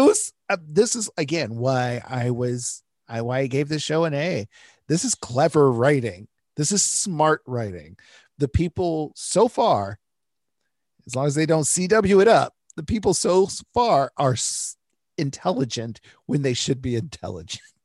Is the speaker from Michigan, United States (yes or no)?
yes; Detroit, Michigan, United States; I grew up in Detroit